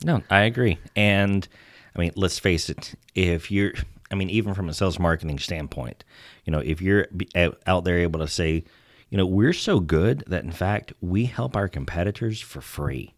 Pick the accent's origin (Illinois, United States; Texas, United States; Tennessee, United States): Texas, United States; accent: Texas; my Texas accent